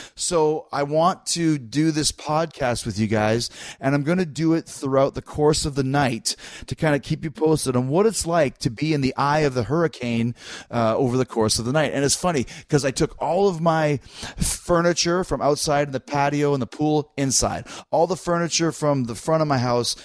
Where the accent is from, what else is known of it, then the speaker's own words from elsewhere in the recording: Canada; I'm Canadian